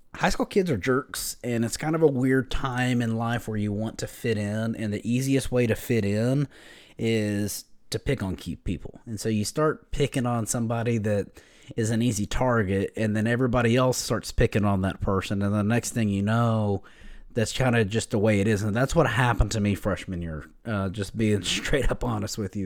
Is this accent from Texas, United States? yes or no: yes; Lubbock, Texas, United States; I grew up here in West Texas, um, right here in Lubbock.